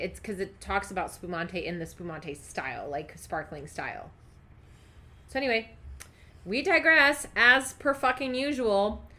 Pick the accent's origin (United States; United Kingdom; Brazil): Brazil; moved away; About my home country.